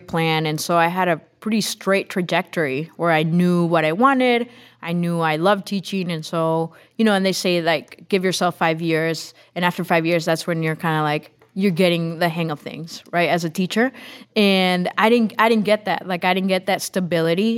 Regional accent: Tegucigalpa, Francisco Morazán, Honduras; English is a second language; moved away as an adult; now in Holland, Michigan, United States; was born and grew up in Honduras, in Tegucigalpa

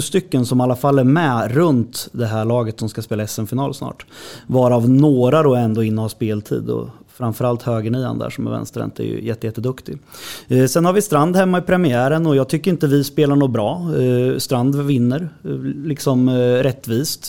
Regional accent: Hallsberg, Örebro County, Sweden; jag är uppfostrad i Hallsberg, i HK Järnvägen

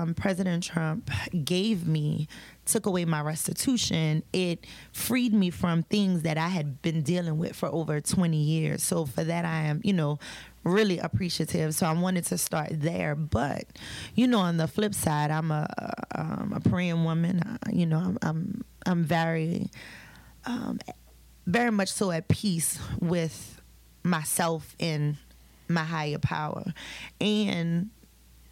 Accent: Louisiana, United States; I am from Louisiana

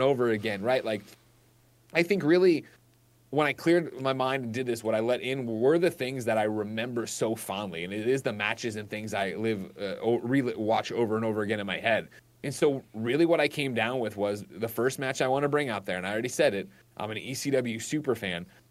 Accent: Chicago, Illinois, United States; I'm from Chicago

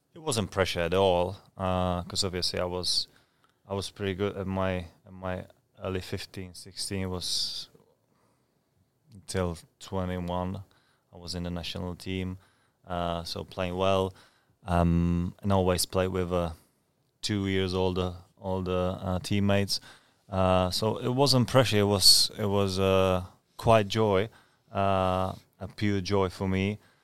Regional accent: Brno, Czechia; born or raised there; English is a second language; moved away as an adult; also born or lived in Scotland; now in Ipswich, United Kingdom

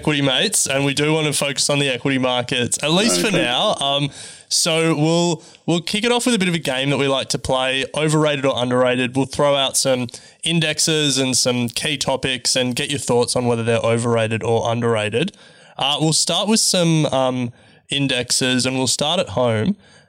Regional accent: Australia; No offense to Australian companies, but you know, as Australian investors, it's now never been easier to invest overseas, which is great for us.

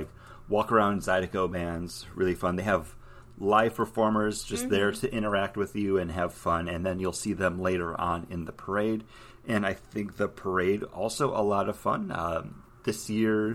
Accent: Buffalo, New York, United States; I'm from Buffalo

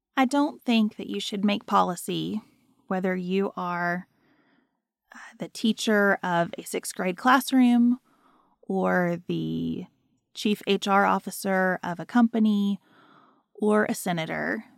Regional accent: United States; as an American

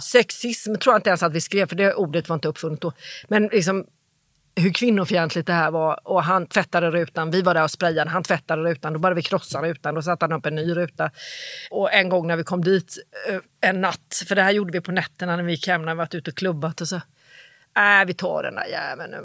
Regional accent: Jönköping, Jönköping County, Sweden; moved away as an adult; now in Stockholm, Sweden; jag är från Jönköping.

